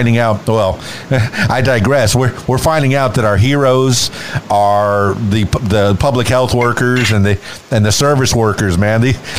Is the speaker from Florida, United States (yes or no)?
yes; Miami, Florida, United States; Yeah, I'm from Miami, Florida.